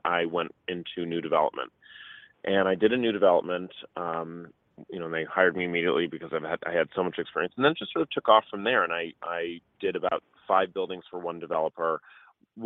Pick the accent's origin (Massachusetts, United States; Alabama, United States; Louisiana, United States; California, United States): Massachusetts, United States; Boston; moved away as an adult; also born or lived in Los Angeles / New York City; I am from Boston originally. Moved to LA to do college.